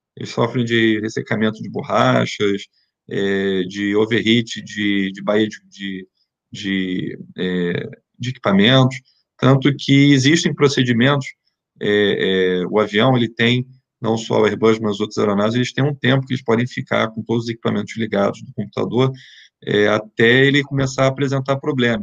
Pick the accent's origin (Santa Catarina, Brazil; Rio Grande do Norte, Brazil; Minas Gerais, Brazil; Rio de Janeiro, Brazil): Rio de Janeiro, Brazil; moved away; Eu sou, sou carioca, moro no Rio, quer dizer, morava no Rio